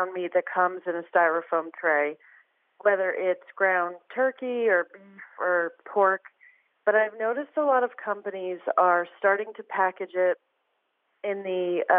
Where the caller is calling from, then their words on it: Brooklyn, New York, United States; I am calling from Brooklyn, New York.